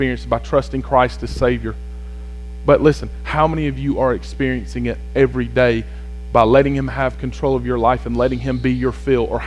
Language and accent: English; United States; I'm an American